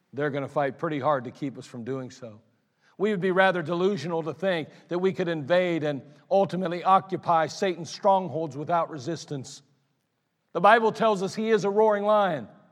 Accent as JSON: {"language": "English", "town": "Akron", "region": "Ohio", "country": "United States", "tie": "born or raised there", "said": "I grew up in Ellet. It's not far from here, actually"}